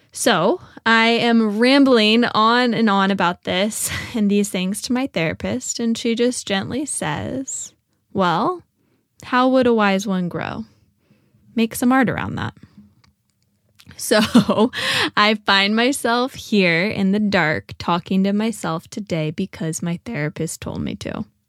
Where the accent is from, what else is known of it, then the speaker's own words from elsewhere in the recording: Richmond, Virginia, United States; moved away as an adult; also born or lived in Nashville; I made my way back uh, to Richmond. I found myself working at a yoga nonprofit and teaching ceramics at an arts organization. So I was back in my hometown